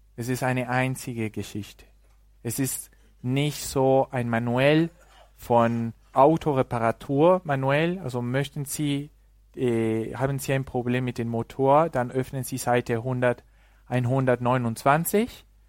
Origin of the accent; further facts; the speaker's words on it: Mexico; German is a second language; moved away; im Land, wo ich herkomme, aus Mexiko